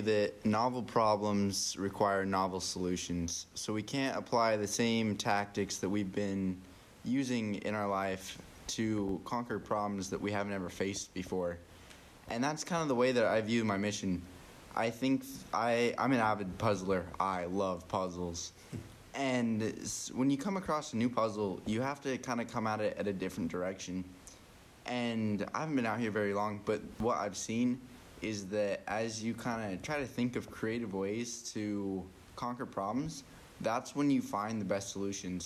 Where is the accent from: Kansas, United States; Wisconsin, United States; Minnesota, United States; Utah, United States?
Utah, United States; Cache Valley; moved away; I'm from the Cache Valley, Utah area